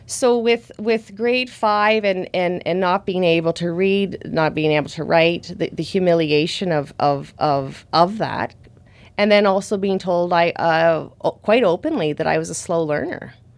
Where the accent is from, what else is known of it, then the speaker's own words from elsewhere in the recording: Thunder Bay, Ontario, Canada; moved away; I went to school in my hometown. So that was in, that's in Thunder Bay on Lake Superior